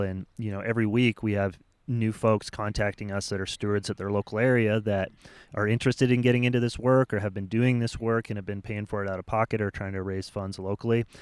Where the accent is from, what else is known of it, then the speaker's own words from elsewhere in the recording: United States; as American climbers